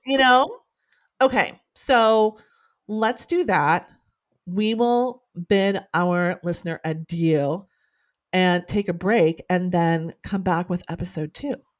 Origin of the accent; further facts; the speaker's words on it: Norman, Oklahoma, United States; I'm a townie, like, I was born and raised in Norman